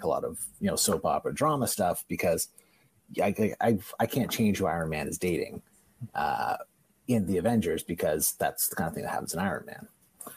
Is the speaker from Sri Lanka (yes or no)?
no; Canada; I'm Canadian